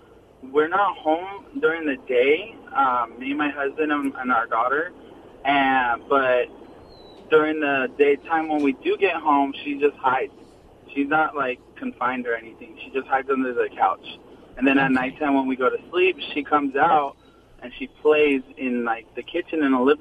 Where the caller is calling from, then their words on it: Ontario, California, United States; Ontario, California.